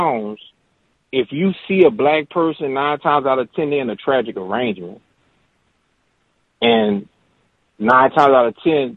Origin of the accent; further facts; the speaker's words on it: New Orleans, Louisiana, United States; I'm from New Orleans